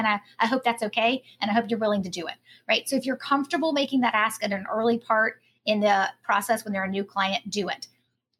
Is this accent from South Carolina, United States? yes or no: yes; Greenville, South Carolina, United States; moved away as an adult; also born or lived in Boulder, Colorado; now in Charlotte, United States; I'm actually a native South Carolinian. So I grew up in Greenville, South Carolina